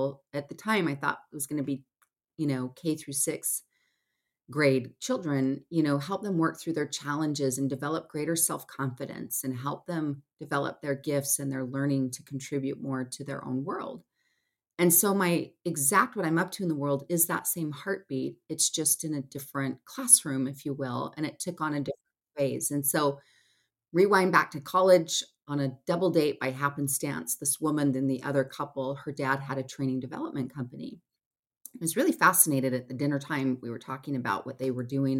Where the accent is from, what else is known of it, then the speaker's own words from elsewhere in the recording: Salt Lake City, Utah, United States; I'm based in Salt Lake City, Utah. I grew up here